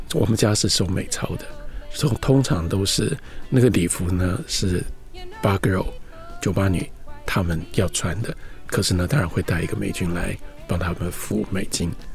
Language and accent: Chinese; Taipei, Taiwan; 我出生在台北，我也在台北长大，不过我长大的地方是一个比较特殊的地方，在台湾，一般的名字叫做晴光市场